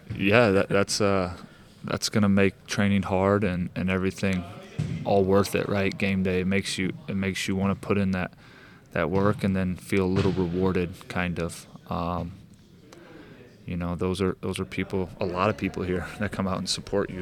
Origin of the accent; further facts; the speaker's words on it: St. Louis, Missouri, United States; now in Kansas City, United States; I'm from Saint Louis